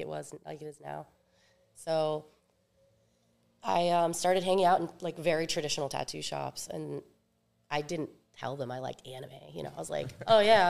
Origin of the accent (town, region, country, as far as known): suburbs of Virginia, United States; born or raised there; also born or lived in Rivervale, New Jersey / Richmond, Virginia / Japan